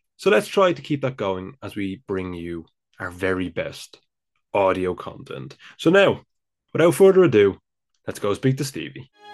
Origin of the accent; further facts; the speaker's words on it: Ireland; I'm clearly from the Republic of Ireland